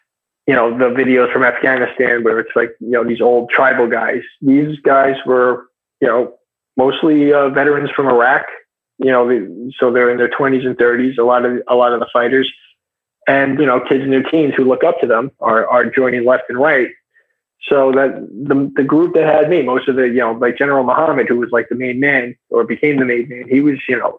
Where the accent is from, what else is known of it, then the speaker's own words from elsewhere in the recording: United States; I'm American, I'm a white guy